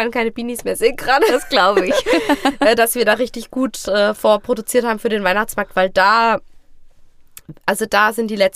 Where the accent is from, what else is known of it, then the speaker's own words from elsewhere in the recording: Fulda, Hesse, Germany; also born or lived in Hosenfeld; die ersten Jahre war ich ja in Hosenfeld, das heißt, es mhm. ist noch ein paar Kilometer weg von Fulda, aber in Fulda auf, bin ich auf die Schule gegangen und äh, wir wohnen jetzt selber, also ich bin mit 19 dann in die Innenstadt gezogen und seitdem wohne ich auch